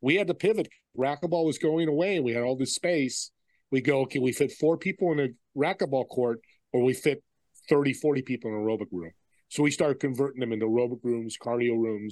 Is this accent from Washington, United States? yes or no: no; Saratoga, California, United States; I grew up in San Jose, California, a city called Saratoga.